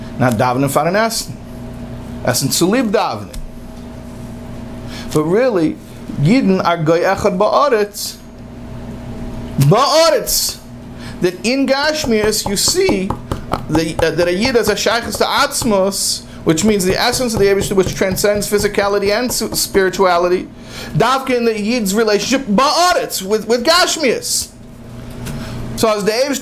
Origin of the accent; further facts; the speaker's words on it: United States; I'm an American.